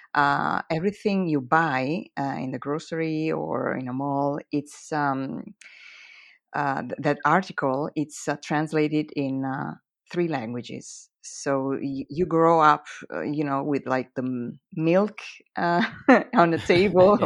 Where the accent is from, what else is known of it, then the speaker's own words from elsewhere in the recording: near Lugano, Ticino, Switzerland; first language Italian; English is a second language; also born or lived in Zurich, Switzerland; where I live, it's the only Italian speaking canton. So that's why my mm-hmm. mother tongue is Italian.